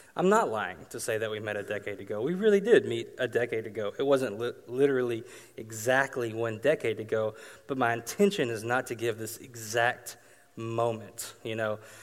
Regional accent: Arkansas, United States; I grew up in Arkansas

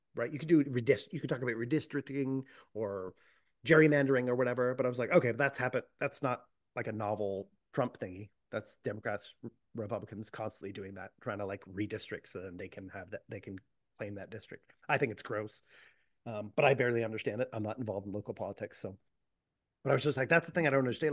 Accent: Boston, Massachusetts, United States; I come from Boston

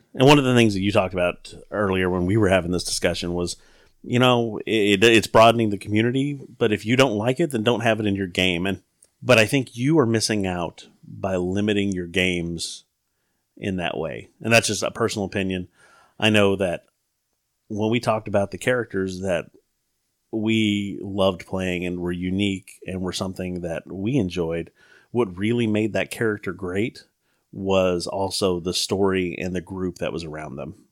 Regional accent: the South, United States; Growing up in the South

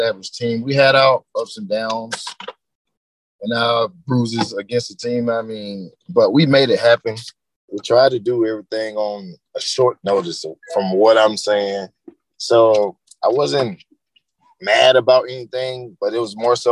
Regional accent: Greenville, North Carolina, United States; moved away as an adult; now in Texas, United States; I was born and raised in Greenville, North Carolina, where I started playing football at 5 years old

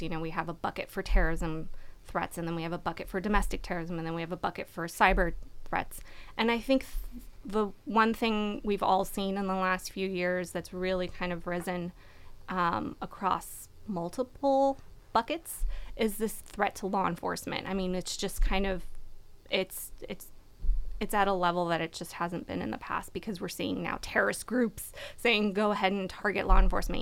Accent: California, United States; also born or lived in Washington, D.C.; I grew up in California

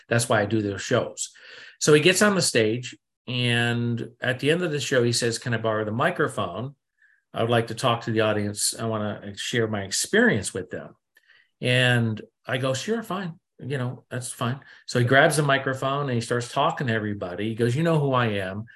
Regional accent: New England, United States; I come from New England, East Coast, here in America, and I was brought up to be cynic and skeptic

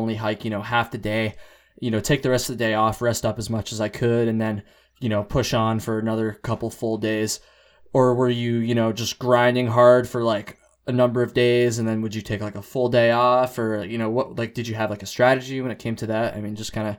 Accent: Vermont, United States; I'm from Vermont.

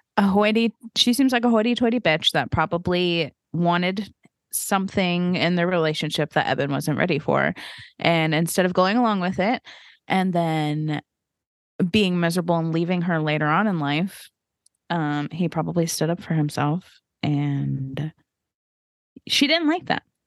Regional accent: the Bible Belt, United States; we grew up in the Bible Belt

